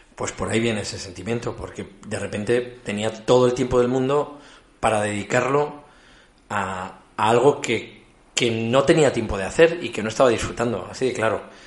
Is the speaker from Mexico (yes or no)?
no; Ezcaray, La Rioja, Spain; forma parte del ADN como riojanos